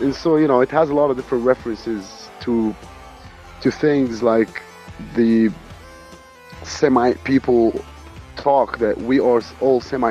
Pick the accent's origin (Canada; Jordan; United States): Jordan; I'm Palestinian Jordanian